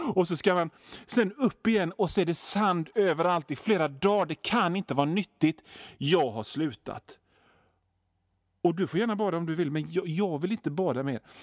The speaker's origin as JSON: {"language": "Swedish", "country": "Sweden"}